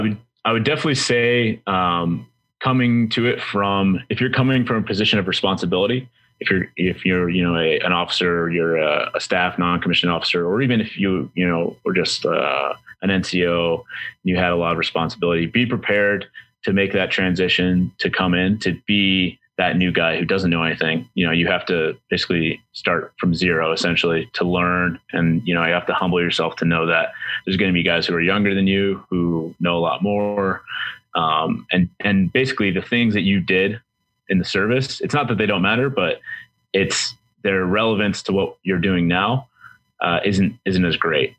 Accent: Boston, Massachusetts, United States; moved away; I'm from Boston originally

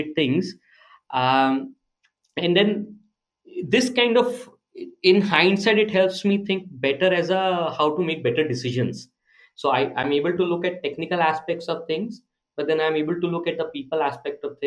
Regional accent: Agra, Uttar Pradesh, India; moved away as an adult; also born or lived in Bangalore; I come from Agra with a slang

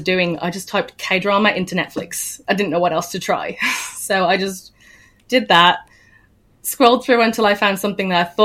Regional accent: Birmingham, West Midlands, United Kingdom; I'm from the Midlands, Birmingham area of the UK.

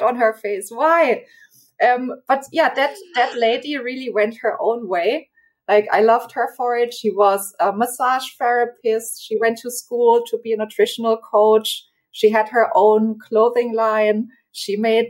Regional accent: Germany; also born or lived in Czech Republic / United States; I'm from Germany

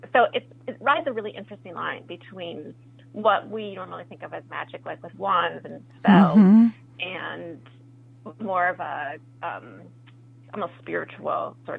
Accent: Colombia; born there; I was born in Colombia and my father's Colombian, and I did not grow up with him.

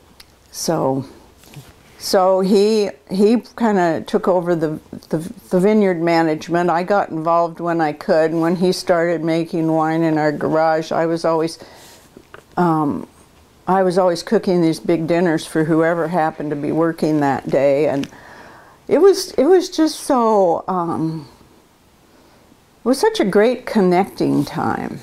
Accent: northern Idaho, United States; moved away as an adult; also born or lived in Eugene, Oregon; now in Lake Oswego, United States; I grew up in northern Idaho

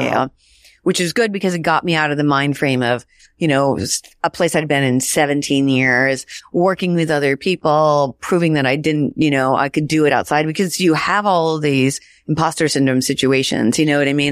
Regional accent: Washington, United States; I grew up in Washington State.

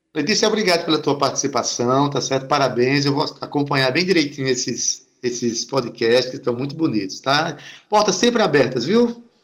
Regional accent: Jaguaribe, Paraíba, Brazil; lá no meu bairro de formação cultural, Jaguaribe

